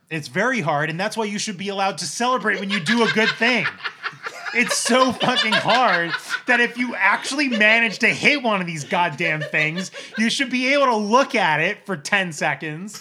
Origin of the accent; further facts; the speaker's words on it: New Jersey, United States; I grew up in New Jersey.